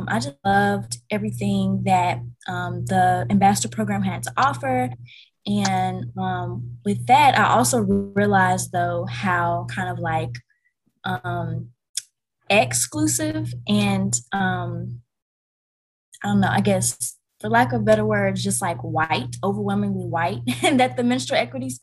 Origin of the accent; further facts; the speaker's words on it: Vicksburg, Mississippi, United States; I'm from Vicksburg, Mississippi. It's a pretty small town.